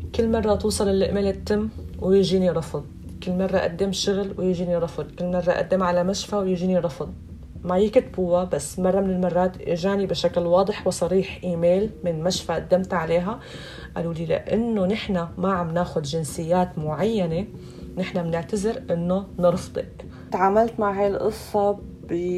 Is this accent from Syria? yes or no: yes; Syria; moved away as an adult; now in Germany; انا مثلا جاي من سوريا من بلاد العدم